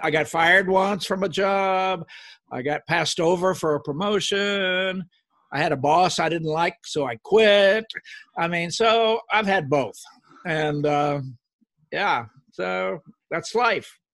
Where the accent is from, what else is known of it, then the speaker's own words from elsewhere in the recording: Oklahoma, United States; moved away; I grew up in Oklahoma, a little farm